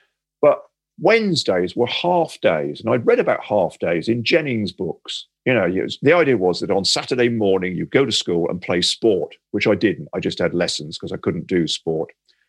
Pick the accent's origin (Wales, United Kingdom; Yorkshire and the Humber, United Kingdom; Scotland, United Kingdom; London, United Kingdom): Yorkshire and the Humber, United Kingdom; Sheffield; born there; I'm not a football fan, but I was born in Sheffield.